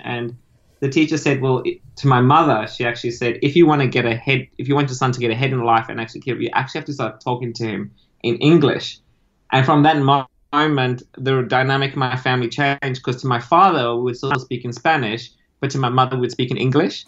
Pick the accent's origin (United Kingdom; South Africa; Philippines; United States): South Africa; moved away as an adult; also born or lived in Argentina (parents) / Italy (ancestry); now in Australia; I grew up in South Africa